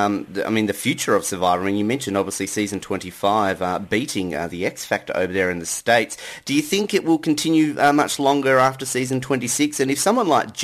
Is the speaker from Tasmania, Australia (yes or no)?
yes; Tasmania, Australia; I'm from Tasmania. We've got some stunning locations here